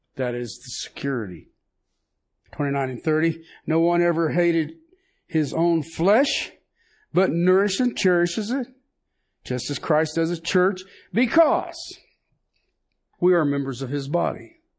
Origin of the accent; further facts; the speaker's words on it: United States; me being an American